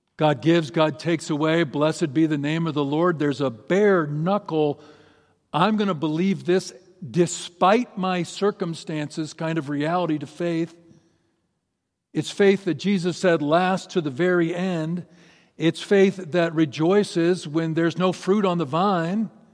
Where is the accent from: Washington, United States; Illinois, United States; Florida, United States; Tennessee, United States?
Washington, United States; Seattle; my hometown, in my town, Seattle.